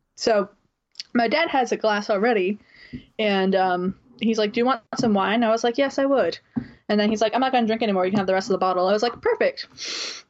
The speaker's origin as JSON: {"language": "English", "town": "New Bedford", "region": "Massachusetts", "country": "United States", "tie": "born or raised there", "moved": "yes", "said": "recording remotely from my home town of New Bedford, Mass"}